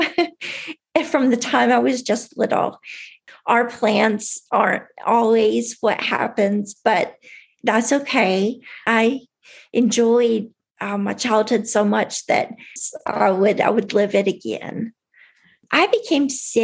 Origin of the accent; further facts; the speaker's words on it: Tennessee, United States; I grew up in Tennessee